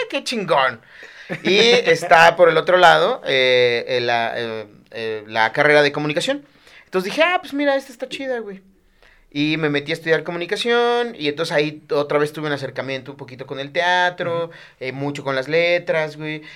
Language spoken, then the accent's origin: Spanish; Chiapas, Mexico; moved away as an adult; now in Mexico City, Mexico; en Chiapas tenemos cosas más importantes de qué preocuparnos